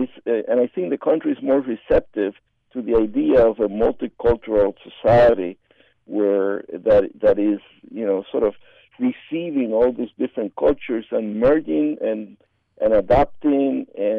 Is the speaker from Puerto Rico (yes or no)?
yes; Puerto Rico